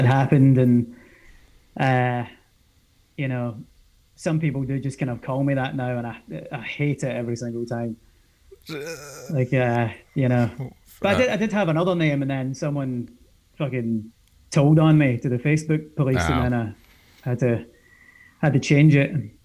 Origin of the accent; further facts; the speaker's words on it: half an hour west of Glasgow, Scotland, United Kingdom; I'm not actually from Glasgow. I'm from like maybe half an hour west of Glasgow